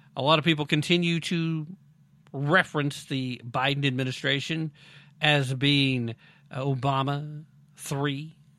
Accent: United States; I'm from America

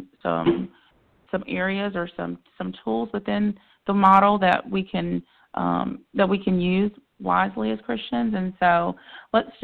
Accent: the Carolinas, United States; living here in the Carolinas and growing up in the Carolinas

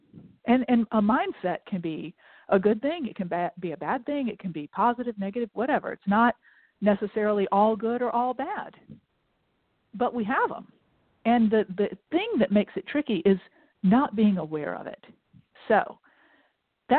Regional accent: Augusta, Georgia, United States; moved away as an adult; I grew up in Augusta, Georgia

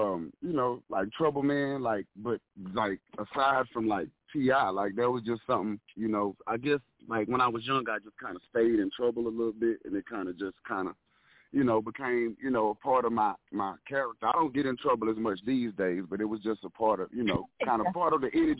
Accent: Dallas, Texas, United States; Absolutely. I am a Dallas native. I bleed blue and silver.

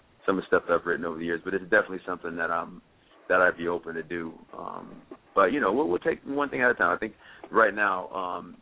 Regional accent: Champaign, Illinois, United States; moved away as an adult; also born or lived in Chicago, Illinois; I'm from Champaign, man. I was born and raised there. Then I lived up in Chicago there for a while

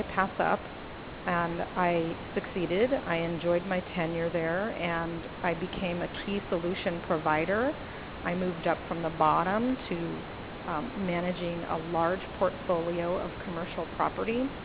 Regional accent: Los Angeles, California, United States; I grew up in Los Angeles

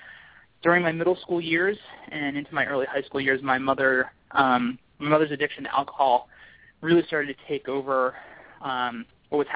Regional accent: King of Prussia, Pennsylvania, United States; now in Baltimore, United States; I grew up just outside of Philadelphia in a suburb called King of Prussia, Pennsylvania

